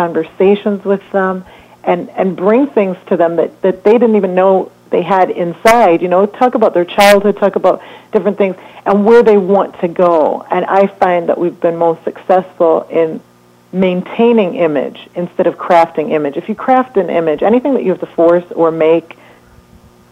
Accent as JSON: {"language": "English", "country": "Jamaica", "moved": "yes", "said": "I'm originally from Jamaica"}